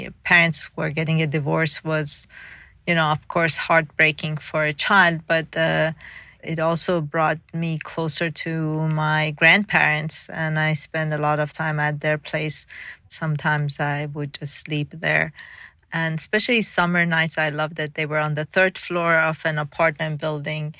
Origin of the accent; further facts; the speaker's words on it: Tehran, Tehran Province, Iran; also born or lived in Mashhad, Iran; I was born in Mashhad, which is the second largest city in Iran. And then about maybe when I was 4 years old, we moved to Tehran, which is a capital city